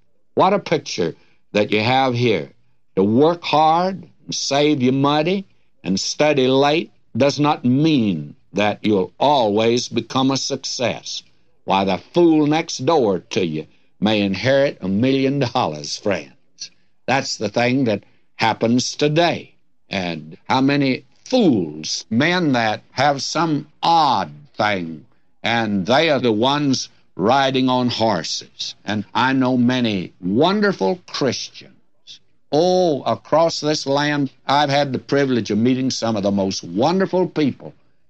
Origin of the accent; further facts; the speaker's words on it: Detroit, Michigan, United States; when I was a young fella growing up in my teens, and I was away from God then, I can tell you that, in Detroit, where we snuck off on Saturday night